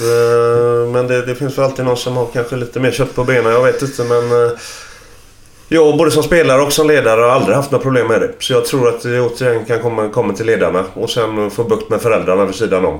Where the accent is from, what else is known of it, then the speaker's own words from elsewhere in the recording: Sweden; Där är jag uppvuxen